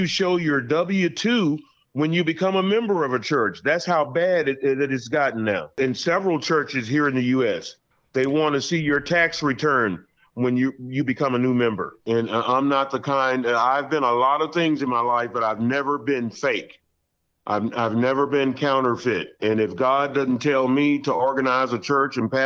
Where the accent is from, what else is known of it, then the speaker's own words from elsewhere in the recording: Fort Worth, Texas, United States; my hometown in Fort Worth, Texas